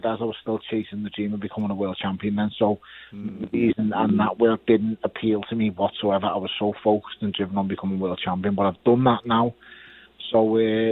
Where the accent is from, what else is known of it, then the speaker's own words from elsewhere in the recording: Liverpool, North West England, United Kingdom; I'm a kid from Liverpool